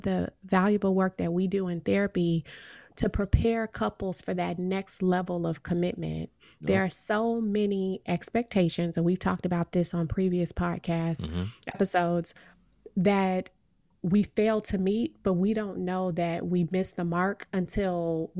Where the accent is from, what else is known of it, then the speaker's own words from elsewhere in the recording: Midwest, United States; now in East Coast, United States; I'm from the Midwest. F is a failing grade and E is sometimes a failing grade here on the East Coast.